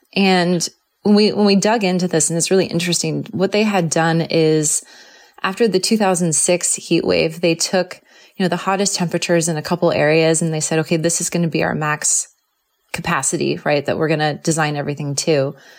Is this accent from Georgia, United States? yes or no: no; Southern California, United States; also born or lived in San Diego; I grew up in Southern California where fires were not there